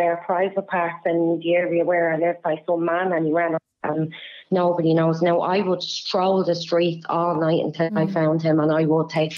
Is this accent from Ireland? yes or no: yes; Dublin, Leinster, Ireland; Dublin 24